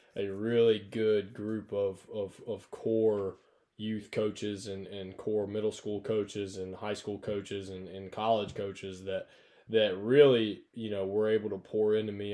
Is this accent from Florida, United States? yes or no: no; North Alabama, United States; I grew up in North Alabama